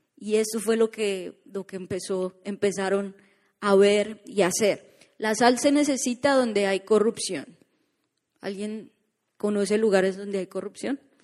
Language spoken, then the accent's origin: Spanish; Colombia; now in Orlando, United States